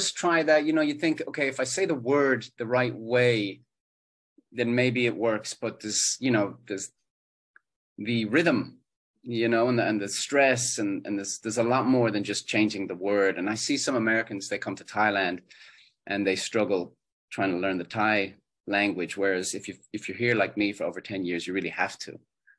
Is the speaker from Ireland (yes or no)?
yes; Ireland; growing up in Ireland, we're watching television from Australia, from the USA a lot, from the UK.